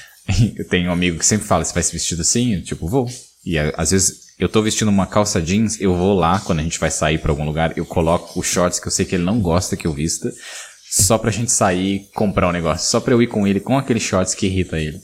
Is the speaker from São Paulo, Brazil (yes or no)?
yes; São Paulo, Brazil; moved away as an adult; A gente, como paulista morando em São Paulo, a gente tem São Paulo na gente